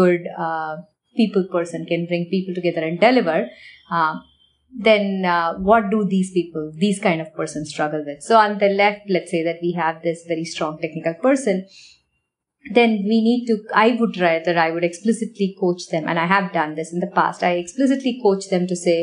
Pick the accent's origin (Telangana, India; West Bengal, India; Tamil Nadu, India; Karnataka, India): Tamil Nadu, India; Chennai; moved away as an adult; also born or lived in Varanasi, India / Ohio, United States; now in United States; I grew up in Chennai